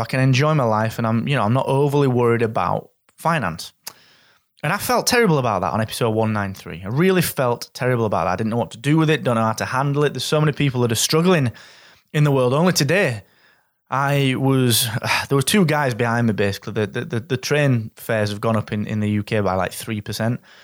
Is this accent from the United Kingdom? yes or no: yes; Yorkshire and the Humber, United Kingdom; As a Yorkshireman